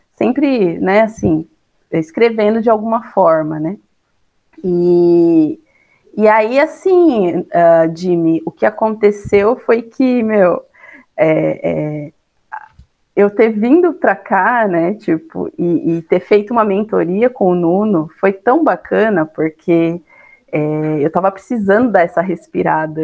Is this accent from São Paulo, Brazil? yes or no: yes; São Bernardo do Campo, São Paulo, Brazil; moved away as an adult; now in Santa Catarina, Brazil; Eu sou nascida aqui, é, quer dizer, lá em São Paulo, né? e morei assim bastante tempo da minha vida, cresci em São Bernardo